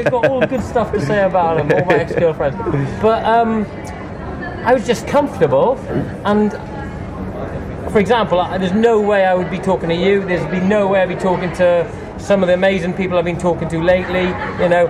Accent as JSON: {"language": "English", "area": "Welsh", "region": "Wales", "country": "United Kingdom", "said": "I can't speak Welsh either, I'm Welsh"}